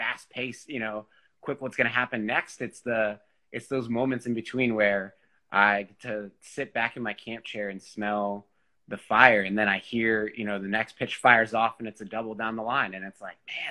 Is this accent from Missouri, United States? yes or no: yes; St. Louis, Missouri, United States; when we were growing up in St. Louis